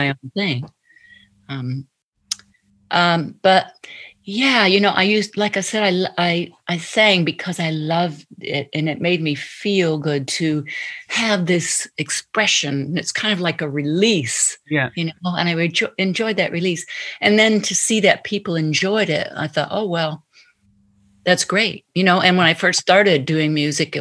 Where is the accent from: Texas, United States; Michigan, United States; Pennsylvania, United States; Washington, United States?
Michigan, United States; Detroit; I grew up in Motown in Detroit